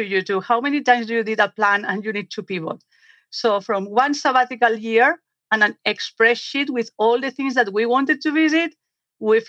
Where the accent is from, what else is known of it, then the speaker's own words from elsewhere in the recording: Spain; English is a second language; moved away as an adult; now in United States; I'm originally from Spain. I moved to the United States about 7 years ago or so